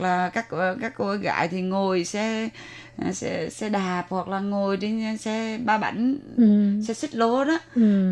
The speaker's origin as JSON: {"language": "Vietnamese", "region": "Da Nang", "country": "Vietnam", "tie": "born or raised there", "also_born_or_lived": "Hue", "moved": "as an adult", "lives_now": "Taiwan", "said": "người Đà Nẵng, à, người gốc Huế nhưng mà được sinh ra tại Đà Nẵng và à, đến Đài Loan đã được 18 năm rồi"}